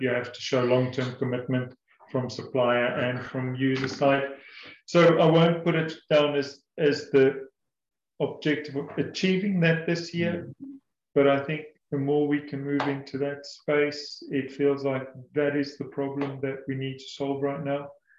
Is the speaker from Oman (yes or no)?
no; South Africa; now in England, United Kingdom; I said earlier that I came from South Africa about 8 years ago